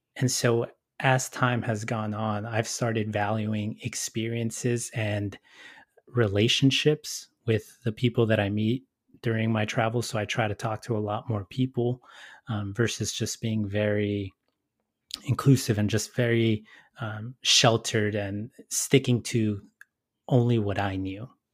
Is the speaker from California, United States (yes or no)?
yes; Los Angeles, California, United States; my situation growing up in Southeast L